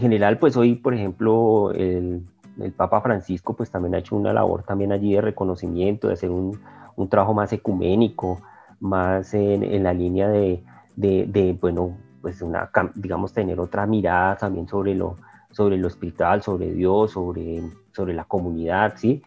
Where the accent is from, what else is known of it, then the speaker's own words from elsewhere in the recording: Colombia; como colombiano